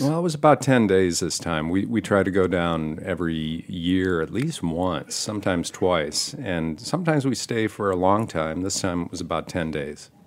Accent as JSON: {"language": "English", "region": "Michigan", "country": "United States", "tie": "born or raised there", "also_born_or_lived": "Ann Arbor, Michigan / Manhattan, New York", "moved": "as an adult", "lives_now": "Brooklyn, United States", "said": "my dad was a, a, an owner of a restaurant and a saloon in my hometown in Michigan"}